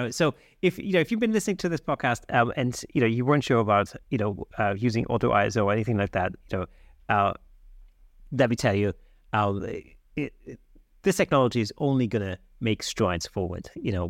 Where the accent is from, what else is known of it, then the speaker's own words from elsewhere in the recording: Germany; I'm German, actually.